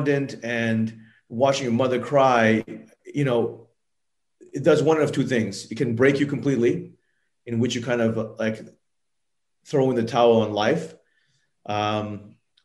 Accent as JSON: {"language": "English", "country": "Thailand", "tie": "born or raised there", "said": "I grew up in Thailand as a child. My mother is Japanese and my father is Thai"}